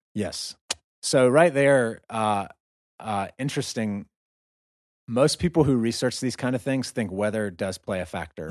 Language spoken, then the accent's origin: English; United States; moved away as an adult; now in Russia; we're both Americans. We're from America